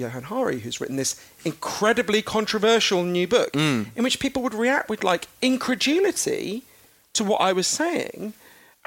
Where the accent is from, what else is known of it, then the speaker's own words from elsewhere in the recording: United Kingdom; as you can tell from my weird down to nappy voice, I'm British